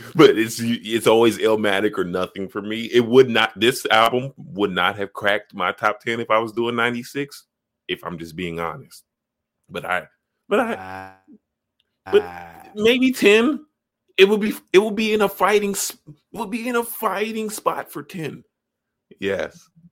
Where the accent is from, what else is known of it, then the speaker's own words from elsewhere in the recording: Chicago, Illinois, United States; I grew up on the south side